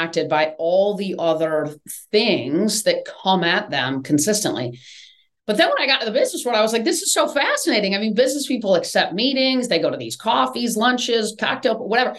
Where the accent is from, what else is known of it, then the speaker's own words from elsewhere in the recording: East Lansing, Michigan, United States; moved away as an adult; now in Atlanta, United States; I grew up right in East Lansing